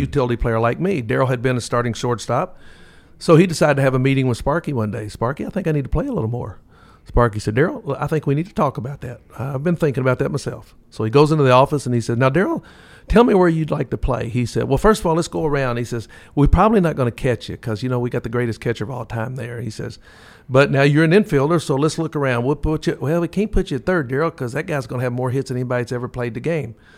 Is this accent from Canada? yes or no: no; Lexington, Kentucky, United States; growing up in Lexington